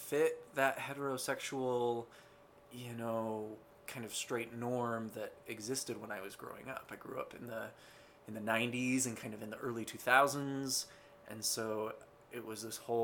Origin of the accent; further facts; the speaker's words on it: Ogden, Utah, United States; I was born in Ogden, Utah. Born and raised here in Zion